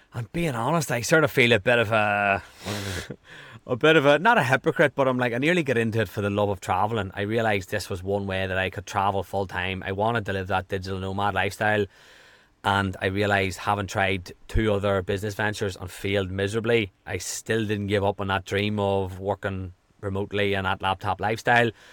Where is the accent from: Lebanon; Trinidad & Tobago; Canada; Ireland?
Ireland; also born or lived in California; I am from Ireland.